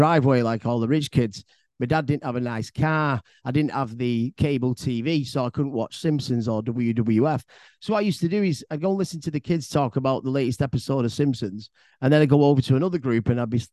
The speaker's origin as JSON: {"language": "English", "town": "Bolton", "region": "North West England", "country": "United Kingdom", "said": "I'm originally from Bolton, which is a town inside Greater Manchester."}